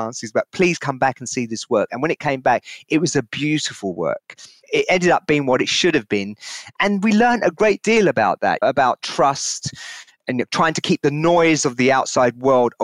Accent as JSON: {"language": "English", "region": "London", "country": "United Kingdom", "tie": "born or raised there", "said": "my early years of growing up in London"}